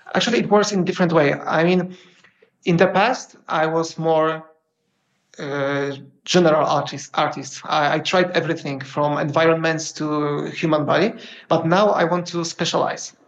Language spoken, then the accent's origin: English; Poland; I'm from Poland